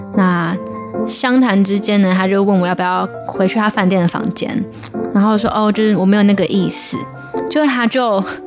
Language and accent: Chinese; Taiwan; 那我们台湾人都很友善，我们就被教导就是要笑脸迎人啊